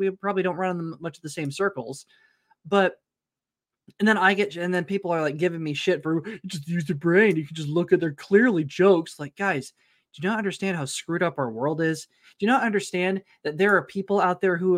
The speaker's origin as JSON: {"language": "English", "town": "Tulsa", "region": "Oklahoma", "country": "United States", "tie": "born or raised there", "said": "it's about like 30 minutes north of Tulsa where I grew up"}